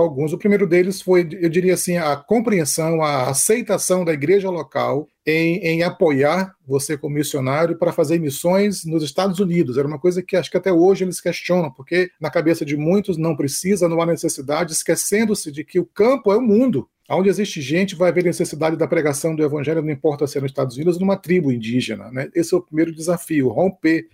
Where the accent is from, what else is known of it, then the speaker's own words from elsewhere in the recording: Northeast Region, Brazil; moved away as an adult; also born or lived in São Luís, Maranhão; now in Texas, United States; quando você vem do Nordeste como eu